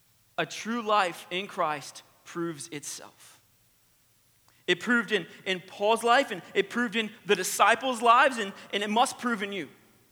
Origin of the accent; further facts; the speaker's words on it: the American South, United States; accent: twang; I'm from the American South, all right? So if you hear the twang